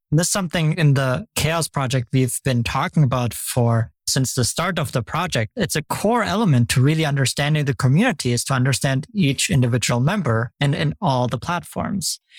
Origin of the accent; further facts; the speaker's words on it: Germany; now in United States; I'm from Germany originally